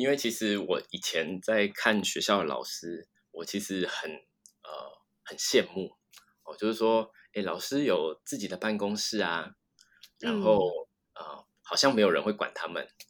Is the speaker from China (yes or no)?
no; Taiwan; 那因为再加上我就是台湾的。呃，教职要找到的机会其实非常的低，